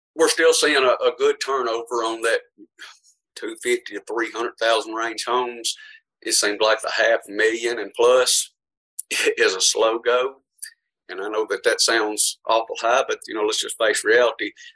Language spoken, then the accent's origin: English; Portland, Tennessee, United States; history in Portland. I've been here my whole life.